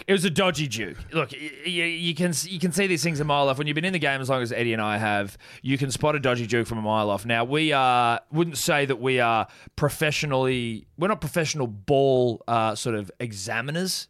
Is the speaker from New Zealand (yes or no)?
yes; New Zealand; being a New Zealander myself